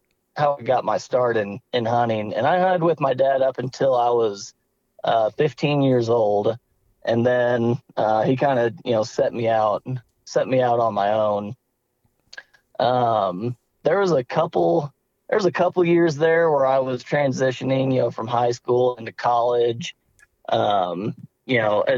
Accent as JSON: {"language": "English", "town": "Bonne Terre", "region": "Missouri", "country": "United States", "said": "I'm originally from Bon Terre, Missouri."}